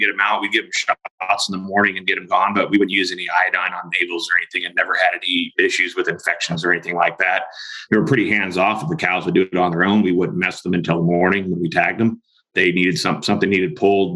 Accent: Springville, California, United States; moved away as an adult; also born or lived in Montana; I actually grew up in the Central Valley, California, north of Bakersfield, up in the foothills of Sierras, a town called Springville went to high school there

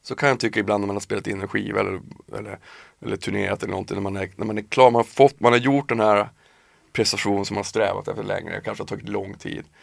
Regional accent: Piteå, Norrbotten County, Sweden; moved away as an adult; now in Stockholm, Sweden; jag flyttade från Piteå när jag var 19 ja. hit till Stockholm.

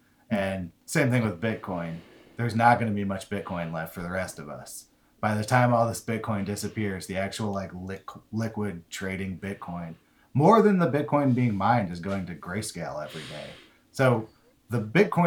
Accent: Berkeley, California, United States; Berkeley, my hometown

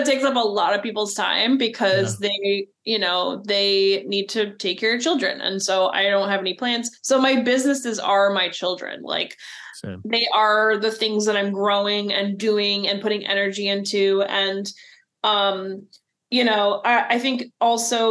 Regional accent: New Jersey, United States; moved away as an adult; now in Oregon, United States; I'm from New Jersey, and my wife and I moved here in 2013

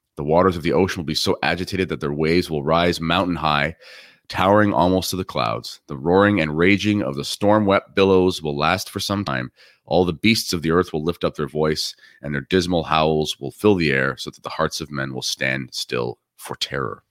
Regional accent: Canada

